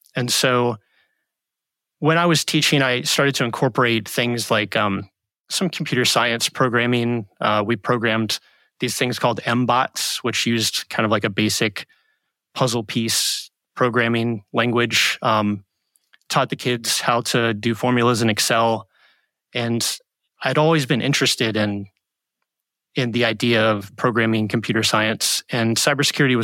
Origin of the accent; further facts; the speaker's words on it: Hampton Roads, Virginia, United States; also born or lived in Charlottesville, Virginia; I grew up in Hampton Roads, Virginia